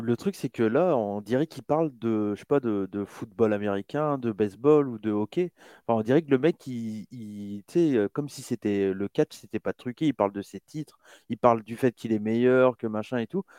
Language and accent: French; France; je suis né en France